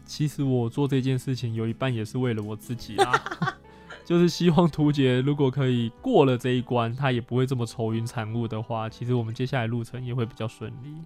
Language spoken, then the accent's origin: Chinese; Chiayi, Taiwan; 我是嘉义人，我经过我的家乡了